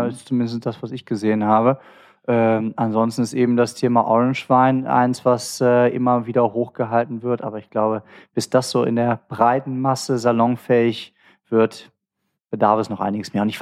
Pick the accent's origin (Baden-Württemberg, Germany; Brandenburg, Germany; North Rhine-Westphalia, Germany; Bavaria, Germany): North Rhine-Westphalia, Germany; Cologne; Habe ich dir eigentlich schon mal erzählt, wo ich hier als Kölner mal in, in Düsseldorf mal so richtig abgestürzt bin?